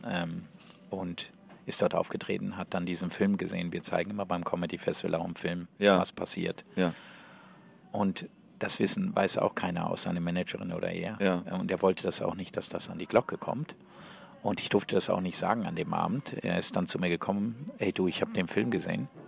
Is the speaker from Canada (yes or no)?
no; Switzerland; Erstens bin ich aus der Schweiz, er in Deutschland.